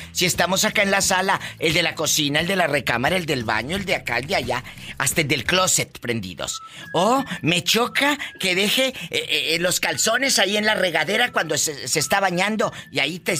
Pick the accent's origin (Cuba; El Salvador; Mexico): El Salvador; now in Los Angeles, United States; Yo nací en El Salvador.